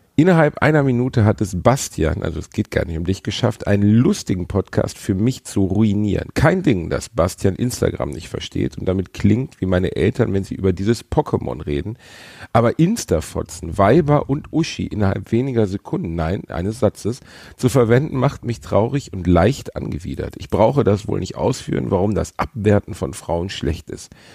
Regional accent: Essen or Gelsenkirchen, North Rhine-Westphalia, Germany; wir kommen halt beide aus Essen und Gelsenkirchen. Das ist jetzt kein Aufwachsen im Freiburg im Breisgau

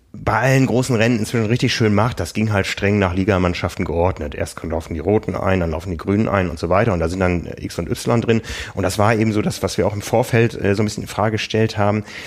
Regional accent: Osnabrück, Lower Saxony, Germany; moved away; meiner Heimat Osnabrück

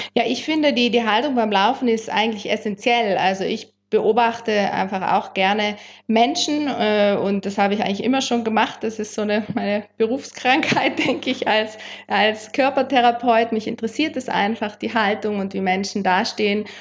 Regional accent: South Tyrol, Trentino-Alto Adige, Italy; das sind wir in Südtirol aufgewachsen

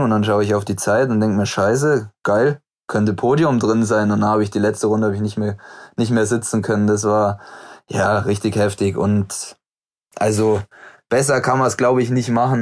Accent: Murnau, Bavaria, Germany; moved away as an adult; now in Oberhof, Germany; Heimat ist definitiv immer noch Murnau

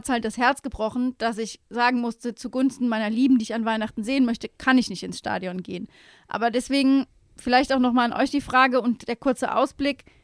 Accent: Mainz, Rhineland-Palatinate, Germany; Man ist einfach als Mainzer auch 05er mittlerweile wieder. Du bist in der Stadt unterwegs, du siehst die Mützen

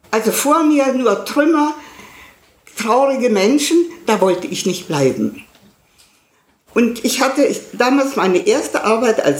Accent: Silesian Voivodeship, Poland; born there; moved away; denn ich bin in Schlesien geboren und wir sind 45, also aus Schlesien weggetrieben worden.

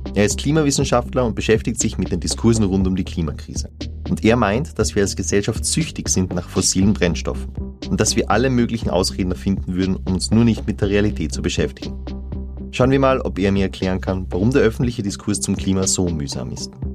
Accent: Salzburg, Austria; moved away; ich komme aus Salzburg

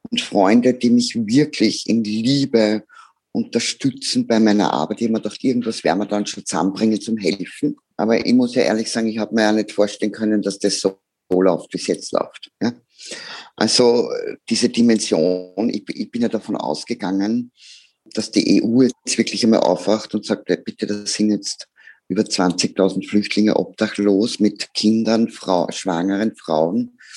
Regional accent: Austria; wenn ich als Österreicherin mit unserem wunderbaren Leben, das wir in unserem Land haben.

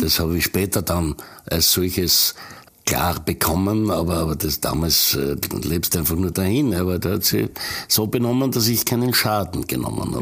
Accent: Styria, Austria; also born or lived in Patmos, Greece; dort, wo ich aufgewachsen bin, dort, wo eben Freunde wie Spitzer und äh, meine äh, Musikkollegen herkommen, das verbindet halt, äh, weil du dort zu Hause bist

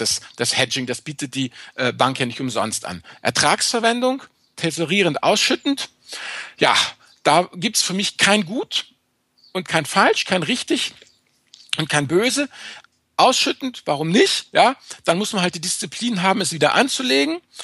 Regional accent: Rhineland, Germany; Ich bin Rheinländer, nicht nordisch.

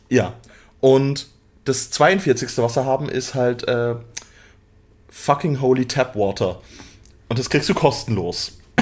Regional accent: Switzerland

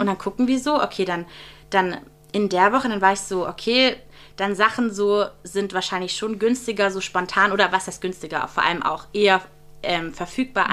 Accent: Friedrichshafen, Baden-Württemberg, Germany; moved away; ich komme ja aus Friedrichshafen am Bodensee, mhm. ganz im Süden von Deutschland

